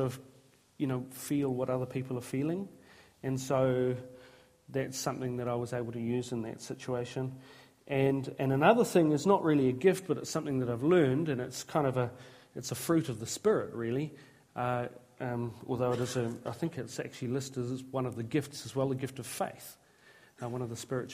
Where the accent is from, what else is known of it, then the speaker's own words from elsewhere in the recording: Tolaga Bay, Gisborne, New Zealand; moved away; I was raised in Tolaga Bay